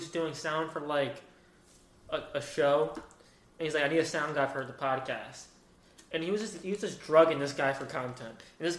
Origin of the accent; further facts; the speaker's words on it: New York, United States; I'm from New York.